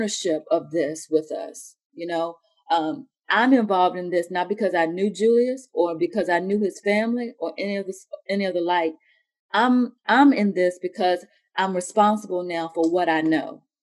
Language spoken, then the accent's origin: English; Halifax County, Virginia, United States; moved away as an adult; also born or lived in outside Washington, D.C.; now in Oklahoma City, United States; I grew up in Halifax County, which, you know, was a plantation town